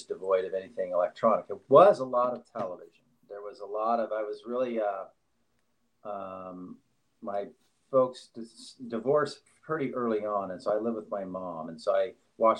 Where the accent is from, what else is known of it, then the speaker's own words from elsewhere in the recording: Oregon, United States; moved away; also born or lived in Staten Island, New York / Los Angeles / New York City; growing up in Oregon